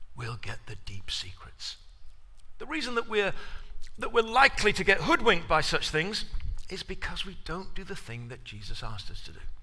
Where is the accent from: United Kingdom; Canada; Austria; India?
United Kingdom; England; moved away as an adult; now in United States; being an Englishman in America when you first arrive.